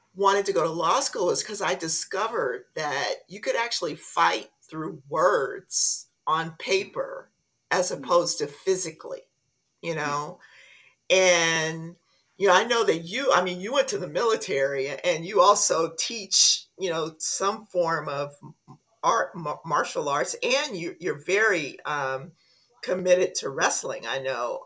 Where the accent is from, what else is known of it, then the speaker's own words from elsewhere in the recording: Compton, California, United States; I grew up in Compton.